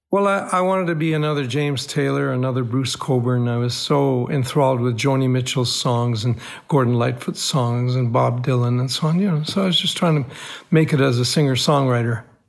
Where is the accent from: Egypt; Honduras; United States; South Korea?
Egypt; Cairo, Cairo Governorate; moved away; my boyhood growing up in Cairo, Egypt, I was born into an Armenian family